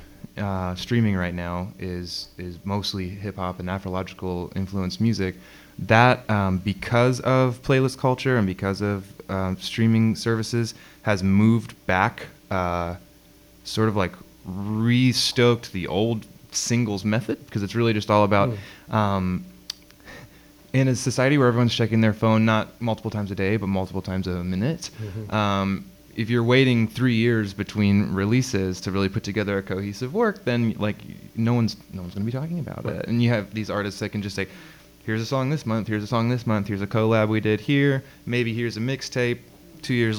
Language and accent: English; Florida, United States; I grew up in Florida